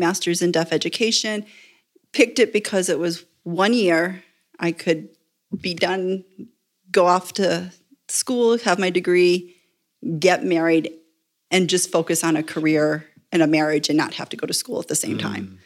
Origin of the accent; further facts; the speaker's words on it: Buffalo, New York, United States; moved away as an adult; also born or lived in Indiana / Chaparral, New Mexico; now in El Paso, United States; I grew up Presbyterian, uh, baptized, confirmed, married in a Presbyterian church in the little suburb I grew up in just outside of Buffalo.